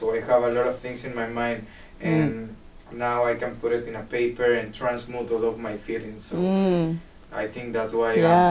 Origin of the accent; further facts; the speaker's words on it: Peru; now in Canada; I came from Peru 5 years ago here to Canada.